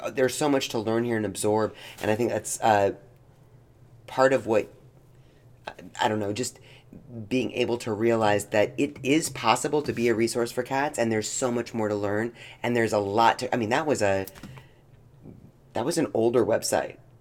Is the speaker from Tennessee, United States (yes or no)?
yes; Knoxville, Tennessee, United States; moved away; we were growing up in Knoxville and even moving here